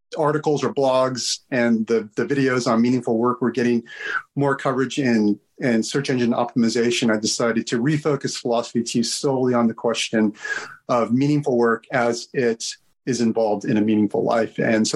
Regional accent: United States; moved away; also born or lived in Britain; being an outsider as an American

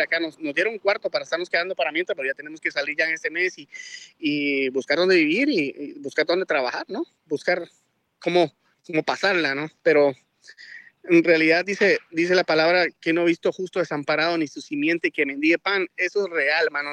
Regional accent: Guatemala; also born or lived in Miami, Florida; now in South Carolina, United States; soy de Guatemala. Tenemos más de 20 años acá en Estados Unidos

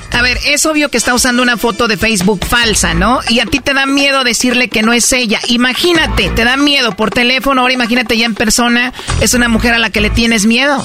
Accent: Michoacán, Mexico; yo soy de Michoacán.

